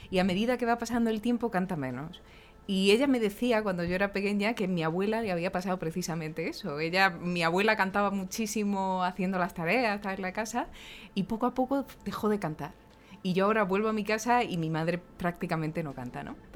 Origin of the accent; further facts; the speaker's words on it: Granada, Andalusia, Spain; yo soy de Granada.